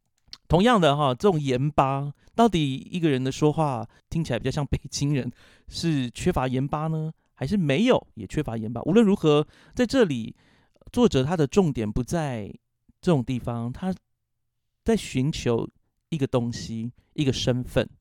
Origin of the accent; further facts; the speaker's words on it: Taiwan; 所以我自己小时候在部落里面成长的时候，我就是一个异类。